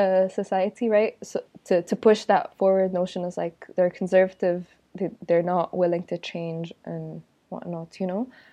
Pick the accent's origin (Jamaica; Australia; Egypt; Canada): Egypt; also born or lived in Abu Dhabi / Europe; I'm from Egypt, and I'm currently living and working in Egypt